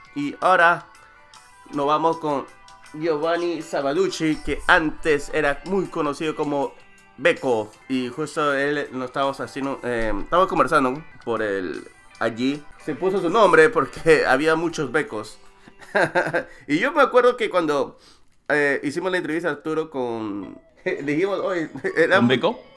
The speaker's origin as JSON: {"language": "Spanish", "country": "Peru"}